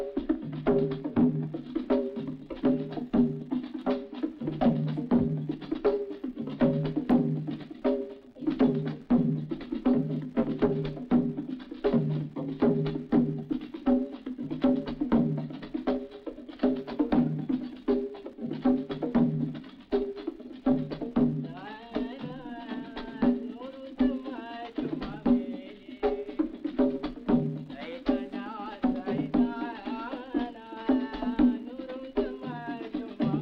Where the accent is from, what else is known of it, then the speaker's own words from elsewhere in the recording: New Zealand; moved away; also born or lived in Christchurch, New Zealand / Canada; growing up in New Zealand